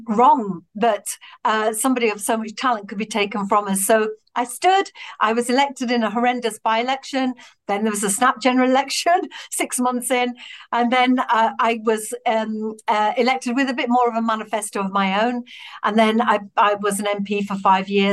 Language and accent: English; Batley, Yorkshire and the Humber, United Kingdom; growing up in Batley and growing up in social housing as a free school meals kid